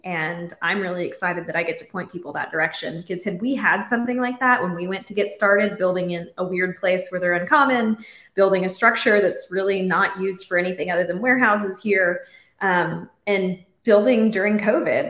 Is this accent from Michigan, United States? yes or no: no; Central Texas, United States; moved away; I'm from Central Texas